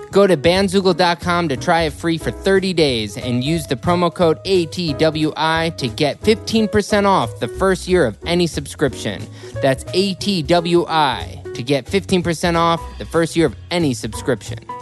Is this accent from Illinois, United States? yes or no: yes; Deerfield, Illinois, United States; I grew up in the eighties and nineties in Chicago